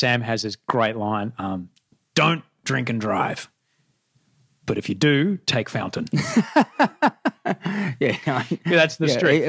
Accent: Brisbane, Queensland, Australia; I know what it's like to grow up in the suburbs of Brisbane.

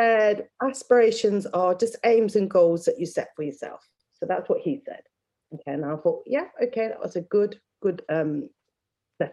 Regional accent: Leicester, East Midlands, United Kingdom; I grew up in Leicester

